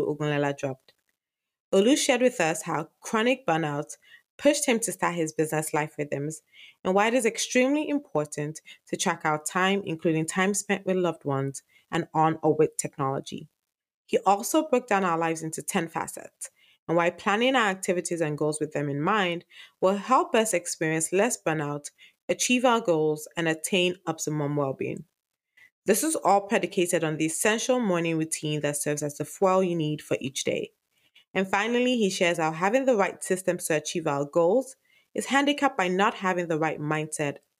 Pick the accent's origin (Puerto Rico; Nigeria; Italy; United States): Nigeria; I'm a Nigerian